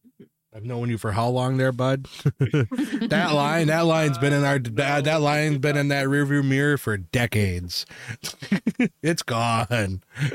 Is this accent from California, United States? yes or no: no; Wisconsin, United States; we're from Wisconsin, and like where we're at, we're used to our snowfalls.